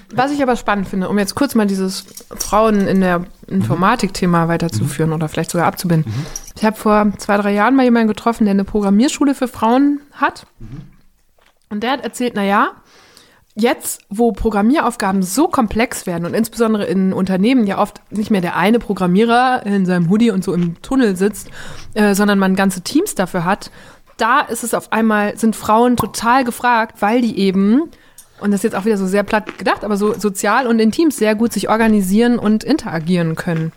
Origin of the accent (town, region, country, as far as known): Borken, North Rhine-Westphalia, Germany; born or raised there; moved away